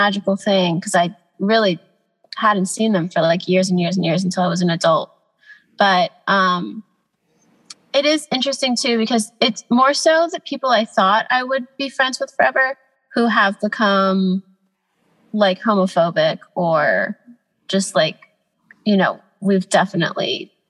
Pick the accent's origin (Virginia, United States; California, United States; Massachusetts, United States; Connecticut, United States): California, United States; Los Angeles; also born or lived in Atlanta, Georgia; I grew up in Atlanta. Okay. Until I was like 11, and then I moved to Los Angeles.